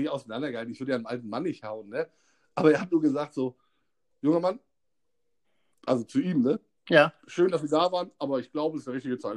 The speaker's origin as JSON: {"language": "German", "region": "Hamburg", "country": "Germany", "said": "bedeutet das nicht, dass sie uns als Hamburger einschätzen können."}